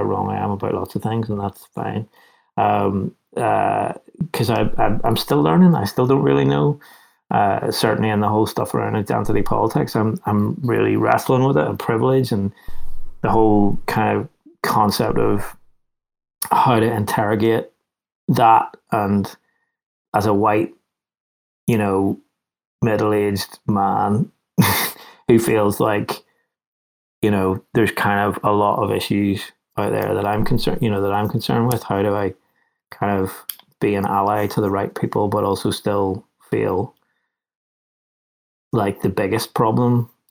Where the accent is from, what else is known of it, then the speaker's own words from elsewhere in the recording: Northern Ireland, United Kingdom; I grew up in Northern Ireland